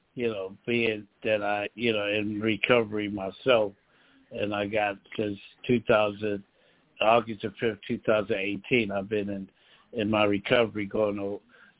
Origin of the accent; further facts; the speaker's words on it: Philadelphia, Pennsylvania, United States; moved away as an adult; now in Lancaster, United States; I'm originally from Philadelphia, Pennsylvania, born and raised in Philadelphia, and Pennsylvania